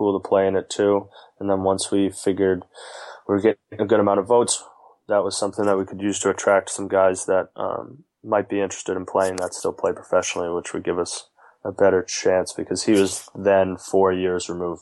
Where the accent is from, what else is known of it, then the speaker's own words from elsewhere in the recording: Boston, Massachusetts, United States; moved away as an adult; now in Brooklyn, United States; I'm from Boston, so I've grown up with Barstool around